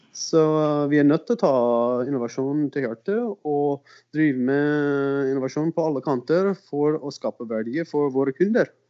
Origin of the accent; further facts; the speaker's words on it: South Dakota, United States; Norwegian is a second language; also born or lived in Arizona / Portland, Oregon / Finland / Sogndal; now in Levanger, Norway; jeg er amerikaner. Ja. Uh, eh, Sør Dakota vokste opp, og så flyttet litt rundt